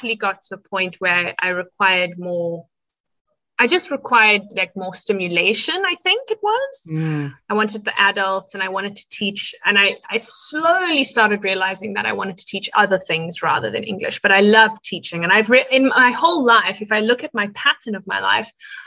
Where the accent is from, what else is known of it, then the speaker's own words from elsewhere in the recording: South Africa; I am a South African